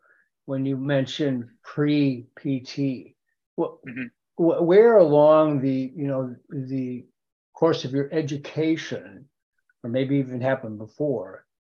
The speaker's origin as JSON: {"language": "English", "town": "Fargo", "region": "North Dakota", "country": "United States", "tie": "born or raised there", "also_born_or_lived": "Milwaukee, Wisconsin", "said": "in Fargo, especially in the, you know, parochial school program, which I was, I'm a product of, right? All 12 years of parochial school"}